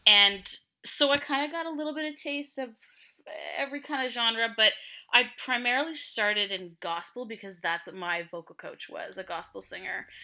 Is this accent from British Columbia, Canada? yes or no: no; Ottawa, Ontario, Canada; also born or lived in Montreal; we moved to Ottawa, um, when I was pretty young